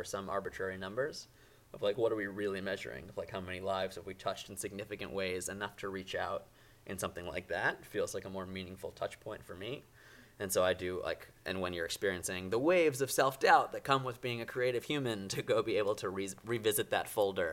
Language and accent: English; New York, United States; I'm from New York.